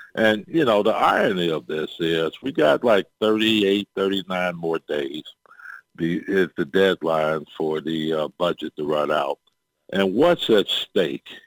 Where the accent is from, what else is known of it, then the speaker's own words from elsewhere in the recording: Chicago, Illinois, United States; I'm from Chicago